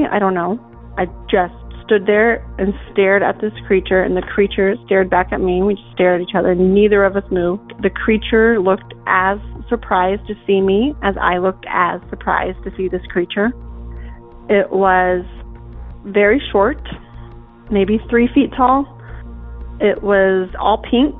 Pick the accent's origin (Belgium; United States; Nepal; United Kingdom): United States; Hope, Kansas; I am from Kansas. I grew up in Hope, Kansas, on a dairy farm out in the middle of nowhere